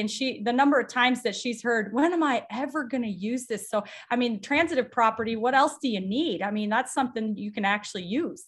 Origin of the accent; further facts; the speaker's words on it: South Dakota, United States; moved away as an adult; now in Nebraska, United States; I grew up in a small town in South Dakota